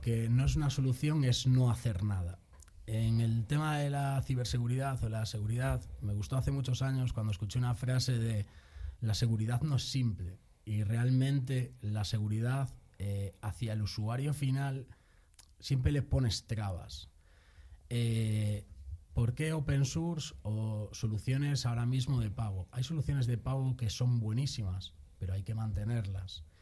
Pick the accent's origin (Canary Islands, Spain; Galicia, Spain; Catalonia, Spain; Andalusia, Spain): Galicia, Spain; A Coruña; moved away as an adult; also born or lived in Madrid; soy de La Coruña, pero hace muchos años por temas laborales me trasladé a Madrid